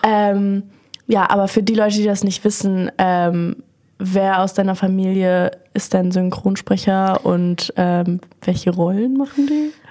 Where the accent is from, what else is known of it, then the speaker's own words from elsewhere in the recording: Berlin, Germany; ich bin 21 und bin aus Berlin